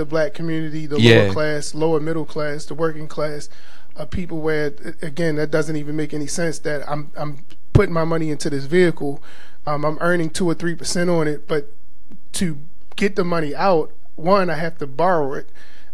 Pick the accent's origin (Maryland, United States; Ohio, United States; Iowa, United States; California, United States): Maryland, United States; Baltimore; growing up in Baltimore, there's two major churches